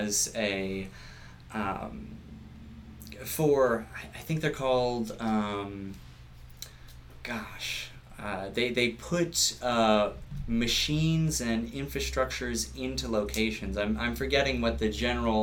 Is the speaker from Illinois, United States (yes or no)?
no; Virginia, United States; now in New Hampshire, United States; I was born and raised in Virginia, right outside of D.C.